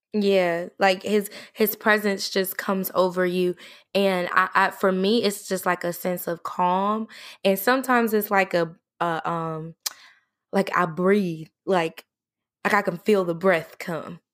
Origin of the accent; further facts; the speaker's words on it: Indiana, United States; now in the South, United States; I'm in the South, but I'm originally from Indiana